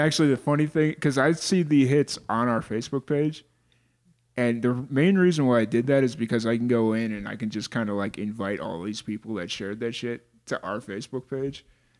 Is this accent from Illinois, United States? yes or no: yes; Chicago, Illinois, United States; moved away as an adult; also born or lived in Florida; now in Roswell, United States; I was born and raised in Chicago. I lived 22 years in Chicago.